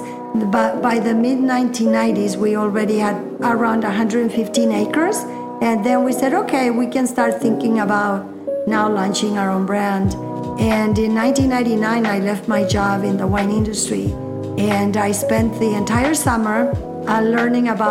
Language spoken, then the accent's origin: English; Jalisco, Mexico; English is a second language; now in Sonoma, United States